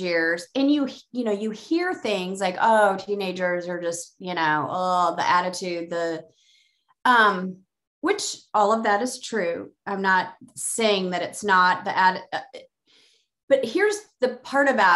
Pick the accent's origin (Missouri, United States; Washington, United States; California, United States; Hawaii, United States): Missouri, United States; Columbia; my hometown, which is Columbia, Missouri